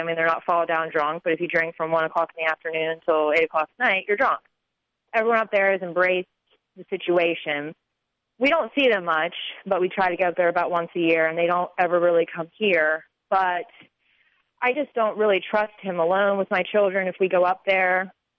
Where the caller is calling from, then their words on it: Charlotte, North Carolina, United States; I'm calling from Charlotte, North Carolina